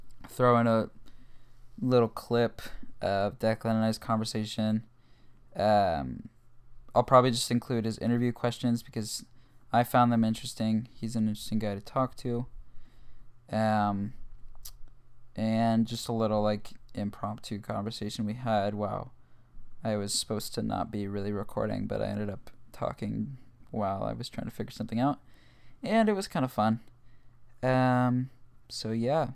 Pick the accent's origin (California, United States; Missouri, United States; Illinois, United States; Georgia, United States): Missouri, United States; Kansas City; I was born on March 11th, 2002 in Kansas City, Missouri